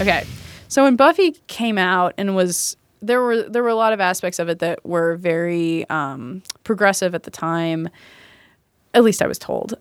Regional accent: Kennesaw, Georgia, United States; now in Chicago, United States; I grew up in Kennesaw, Georgia

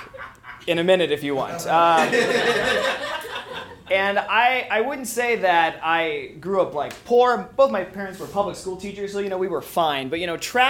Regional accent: Springfield, Missouri, United States; moved away as an adult; now in Chicago, United States; Springfield, Missouri, where I'm from

